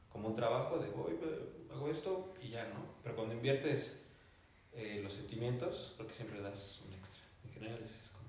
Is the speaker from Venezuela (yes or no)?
no; Mexico; como mexicano, un entrenador mexicano